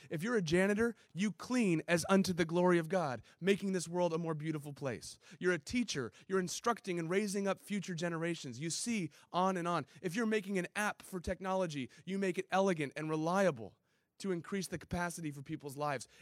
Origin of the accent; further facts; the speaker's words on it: San Diego, California, United States; also born or lived in Chicago; I grew up in Ocean Beach right here